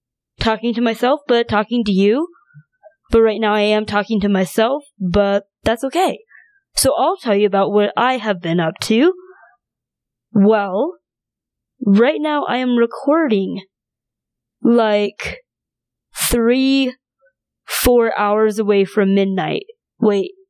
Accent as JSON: {"language": "English", "region": "North Dakota", "country": "United States", "tie": "born or raised there", "also_born_or_lived": "China", "said": "I was born in China and grew up in North Dakota"}